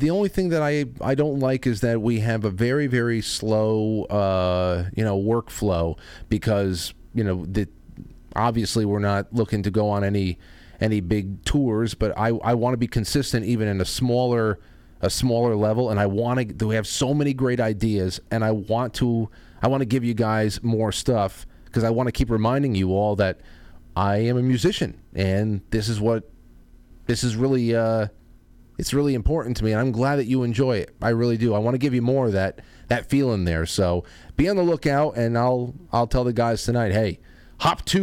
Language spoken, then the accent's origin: English; Colorado, United States; I am from a little town in Colorado, up in the mountains. A little town in Colorado